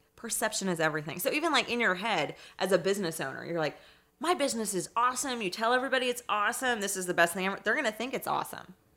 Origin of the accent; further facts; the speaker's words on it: Indianapolis, Indiana, United States; also born or lived in Ferdinand, Indiana; I'm from Indianapolis. I grew up in Irvington on the east side